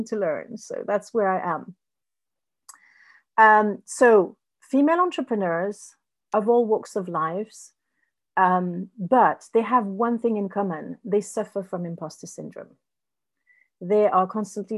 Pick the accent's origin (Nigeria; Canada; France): France; English is a second language; also born or lived in Spain